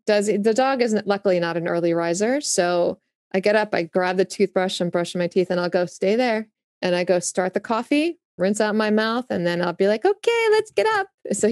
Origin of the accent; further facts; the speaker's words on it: Augusta, Georgia, United States; born there; Well, I was born in the South. So as my, I was born in Augusta, Georgia.